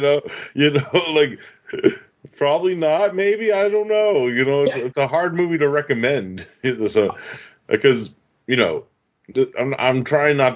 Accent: Massachusetts, United States; my home state of Massachusetts

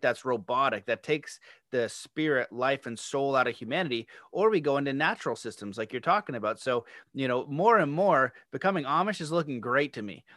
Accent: Canada; I'm Canadian

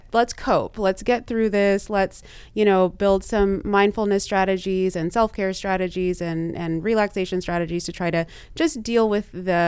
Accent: Texas, United States; also born or lived in Louisiana; Like, I grew up in the South in Texas and Louisiana.

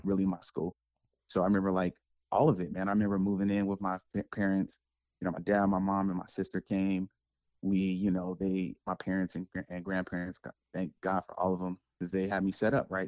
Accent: Sacramento, California, United States; now in San Jose, United States; born in the Bay in San Jose, California. Moved to Sacramento with the family when I was probably like seven. So I got a little bit of the Bay there, a lot of Sacramento, Northern California to the death.

